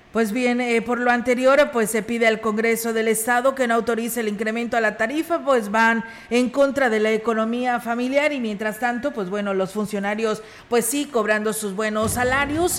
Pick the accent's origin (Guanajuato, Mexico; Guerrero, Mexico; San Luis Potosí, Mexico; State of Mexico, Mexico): San Luis Potosí, Mexico; Ciudad Valles; somos de aquí de Valles